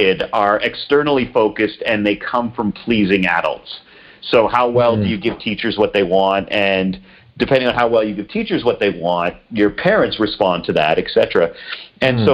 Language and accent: English; Peterborough, Ontario, Canada; I grew up an hour and a half outside of Toronto, Canada, a little town called Peterborough